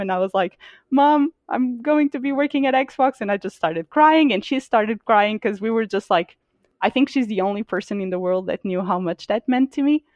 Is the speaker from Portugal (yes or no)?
yes; Portugal; moved away as an adult; now in United States; so I'm from Portugal. Uh, I lived in Portugal for twenty-six years of my life. Um, and then only moved to the U S about three years ago